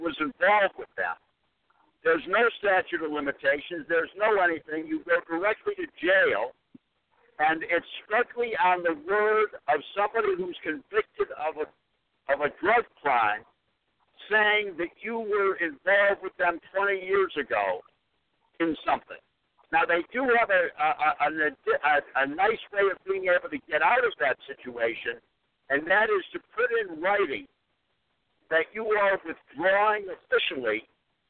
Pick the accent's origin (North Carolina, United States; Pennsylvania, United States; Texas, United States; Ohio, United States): Pennsylvania, United States; Scranton; I'm originally from Scranton, Pennsylvania